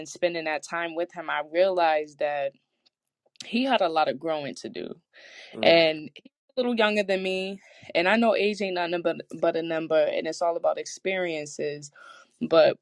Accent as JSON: {"language": "English", "region": "New England", "country": "United States", "said": "I'm from New England"}